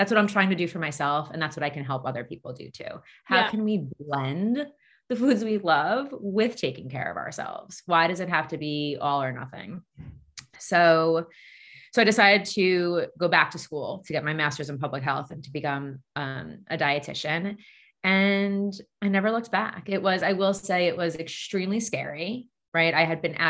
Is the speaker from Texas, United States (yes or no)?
no; Long Island, New York, United States; I grew up on Long Island.